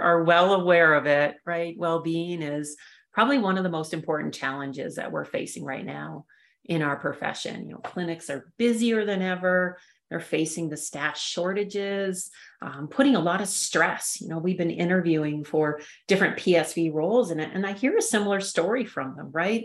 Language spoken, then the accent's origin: English; Canada; moved away as an adult; also born or lived in Saskatchewan / Raleigh, North Carolina; now in Colorado, United States; I grew up in Canada